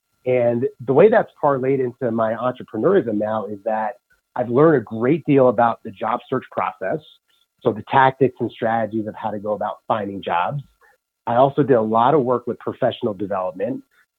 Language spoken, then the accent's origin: English; New York City, New York, United States; First is I'm a New Yorker and I resonate with being a New Yorker, meaning I'm direct.